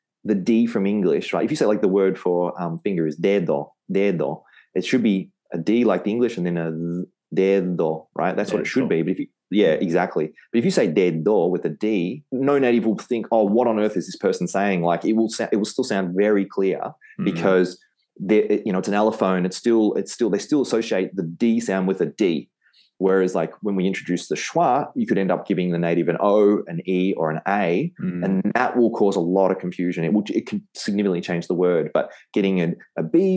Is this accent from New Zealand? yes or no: no; Australia; accent: Australian; my Australian accent